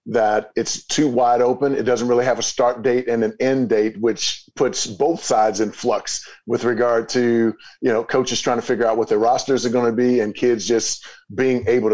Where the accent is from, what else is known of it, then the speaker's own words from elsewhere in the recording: East St. Louis, Illinois, United States; I'm from East St. Louis, Illinois, so, and grew up in poverty